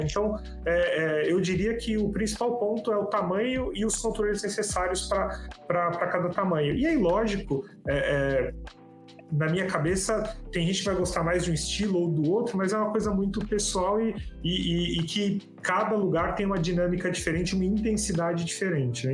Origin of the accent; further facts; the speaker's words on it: Santos, São Paulo, Brazil; moved away as an adult; now in São Paulo, Brazil; Sou de Santos, sou da praia